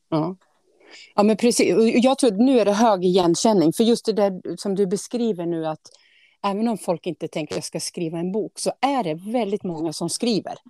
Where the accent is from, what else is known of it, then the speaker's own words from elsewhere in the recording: Årby, Sweden; från Årby, där jag är ifrån